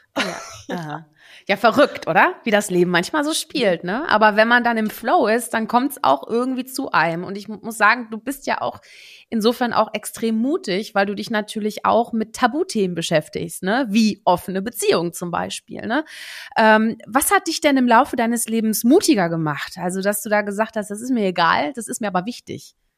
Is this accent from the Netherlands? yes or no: yes; Netherlands; also born or lived in Germany; ich bin ja Niederländerin, ne, Deutsch-Niederländerin